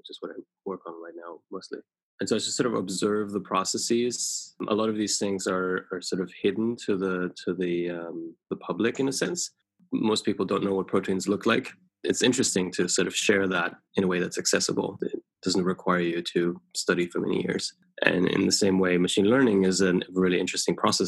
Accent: Germany; also born or lived in United Kingdom; now in United States; I grew up in Germany, eventually emigrated to the UK and then to the US

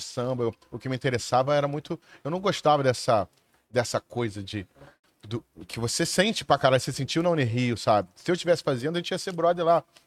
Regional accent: Rio de Janeiro, Brazil; eu sou nascido e criado na Zona Sul, no Leme

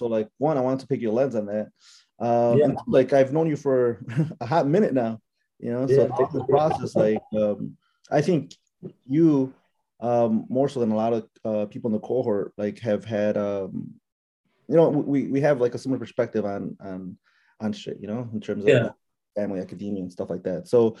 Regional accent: Puebla, Mexico; he's from Puebla, I'm from Puebla

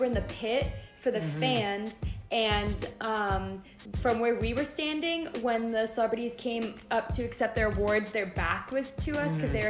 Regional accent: Chicago, Illinois, United States; I'm from Chicago

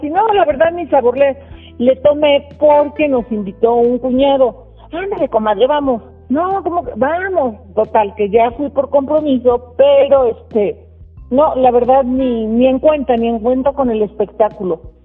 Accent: Guadalajara, Jalisco, Mexico; moved away; yo soy originaria de Guadalajara

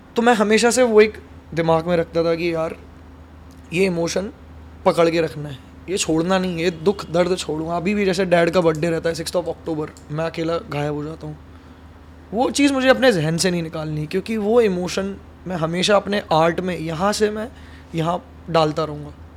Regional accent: Vidisha, Madhya Pradesh, India; moved away as an adult; also born or lived in Bhopal / Indore; now in Mumbai, India; वो भी मेरे होम टाउन से हैं हम दोनों विदिशा से

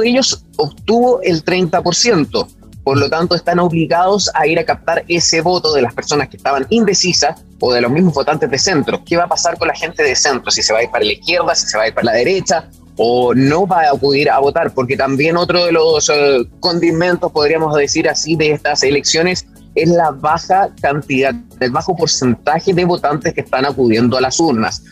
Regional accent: Chile; Es mi país, es el lugar de donde yo soy, de donde vengo.

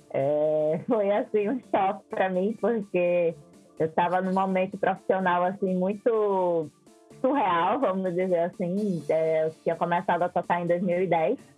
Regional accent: Aracaju, Sergipe, Brazil; eu sou de Aracaju, né, não sei se eu cheguei a comentar isso, sou de Aracaju, e aí eu fui tocar lá em Recife.

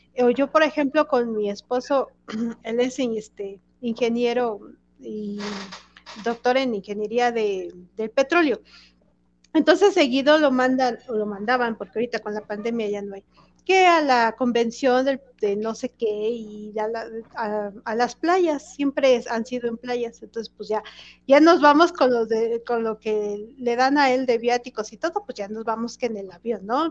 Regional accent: Mexico City, Mexico; los que somos de aquí de la Ciudad de, de México

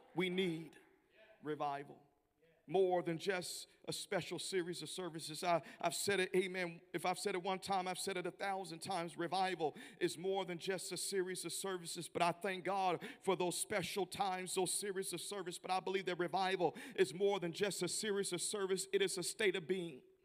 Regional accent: Memphis, Tennessee, United States; now in Kansas City, United States; I'm from Tennessee. I'm not used to this kind of weather. And uh, being from Memphis originally and now based in Kansas City

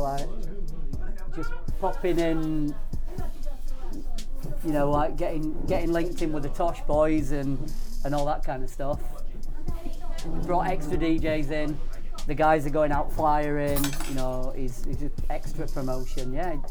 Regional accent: Yorkshire and the Humber, United Kingdom; Okay. I'm from Yorkshire.

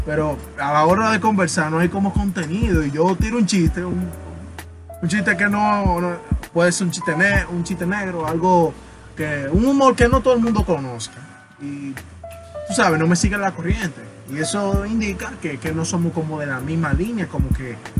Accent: Dominican Republic; soy dominicano

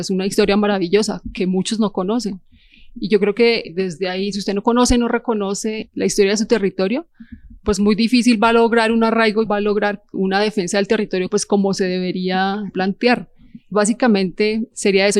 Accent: Villa Nidia, Cerro Norte, Bogotá, Colombia; soy nieta de Villanidia, nieta de Cerro Norte, hija de Villanidia. y soy hija de fundadores del barrio Cerro Norte

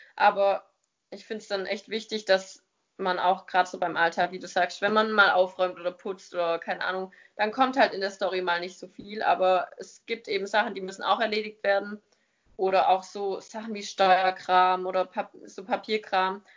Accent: near Stuttgart, Baden-Württemberg, Germany; ich komme aus der Nähe von Stuttgart

